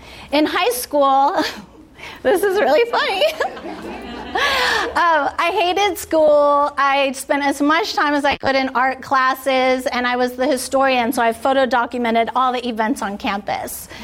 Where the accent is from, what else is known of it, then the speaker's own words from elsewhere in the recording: San Diego, California, United States; I grew up here in San Diego in a house with a single working mom